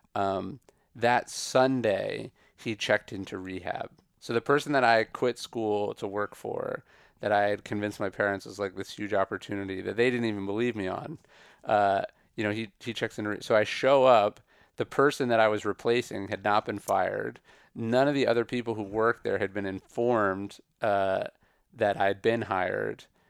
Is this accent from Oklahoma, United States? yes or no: no; Sacramento, California, United States; also born or lived in Riverside; I grew up outside Sacramento